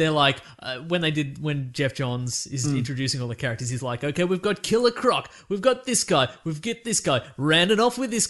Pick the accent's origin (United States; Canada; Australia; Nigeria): Australia; We're Australian.